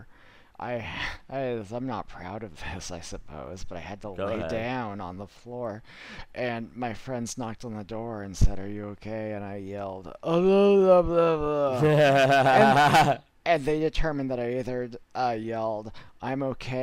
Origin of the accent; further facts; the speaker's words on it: Miami, Florida, United States; I am from Miami